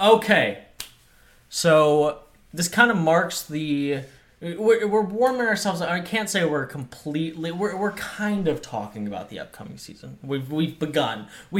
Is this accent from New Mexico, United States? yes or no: no; Memphis, Tennessee, United States; I'm from Memphis, Tennessee, so that would have been cool to be a part of.